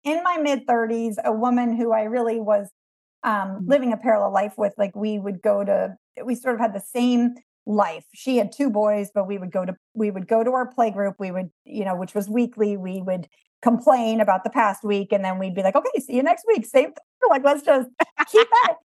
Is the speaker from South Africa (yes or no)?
no; East Coast of the United States, United States; I was raised on the East Coast of America